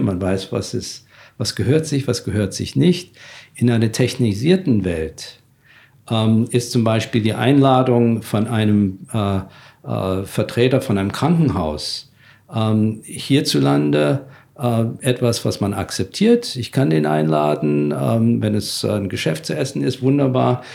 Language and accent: German; Germany; als Deutsche